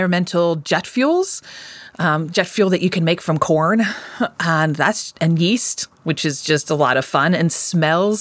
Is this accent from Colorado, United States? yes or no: yes; outside of Colorado Springs, United States; I grew up outside of Colorado Springs, far, far outside of Colorado Springs.